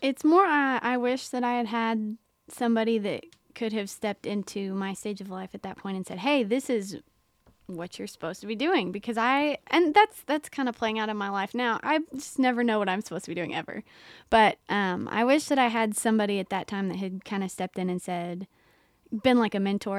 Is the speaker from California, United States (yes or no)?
no; Mount Sterling, Kentucky, United States; moved away as an adult; now in Knoxville, United States; I'm from Mount Sterling, Kentucky, which is a very small town